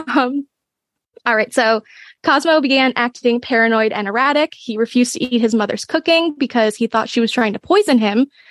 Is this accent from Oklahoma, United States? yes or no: no; Bucks County, Pennsylvania, United States; born or raised there; moved away